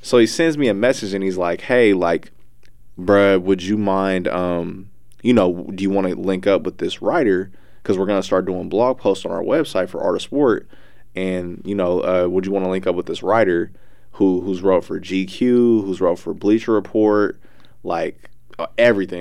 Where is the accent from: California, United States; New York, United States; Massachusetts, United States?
California, United States; Bay Area; I'm from the Bay Area